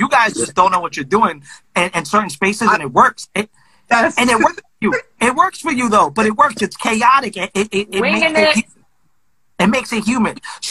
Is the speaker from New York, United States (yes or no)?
yes; Brooklyn, New York, United States; Well, I'm from Brooklyn.